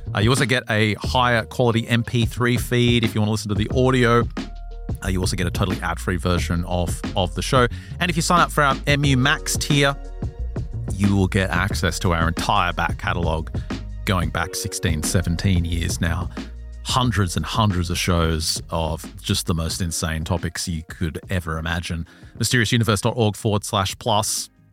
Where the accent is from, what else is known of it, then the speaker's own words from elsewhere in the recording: Australia; I'm Australian and I think I've got Native American